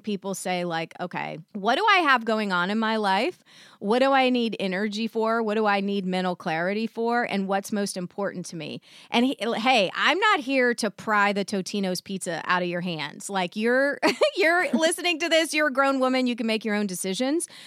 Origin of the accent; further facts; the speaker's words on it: the South, United States; I was raised in the South